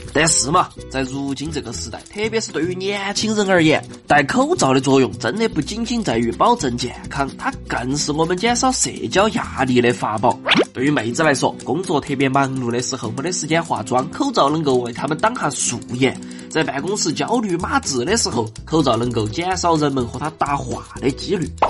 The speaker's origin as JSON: {"language": "Chinese", "country": "China", "said": "我们中国人"}